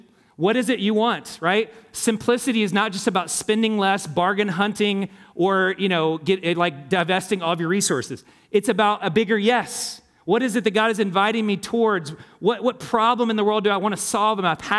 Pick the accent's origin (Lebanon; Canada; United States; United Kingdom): United States; Indiana; I grew up in Hamilton County. Hated all the opulence and the excess.